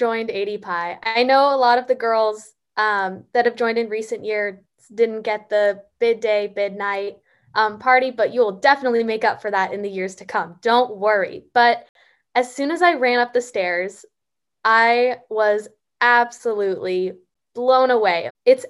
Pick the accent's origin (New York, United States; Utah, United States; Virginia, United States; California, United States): California, United States; Fresno; I'm from Fresno